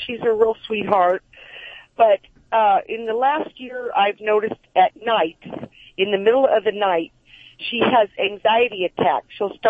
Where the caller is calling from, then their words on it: Simi Valley, California, United States; Oh, I live in Simi Valley.